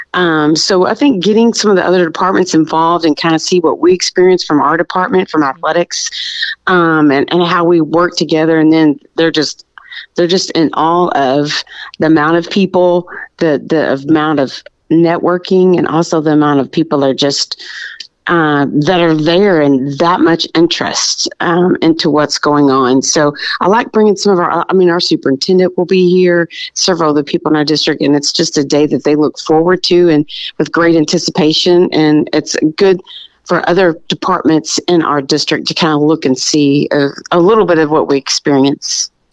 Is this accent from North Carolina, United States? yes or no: no; Birdville ISD, Texas, United States; I was born and raised in Birdville ISD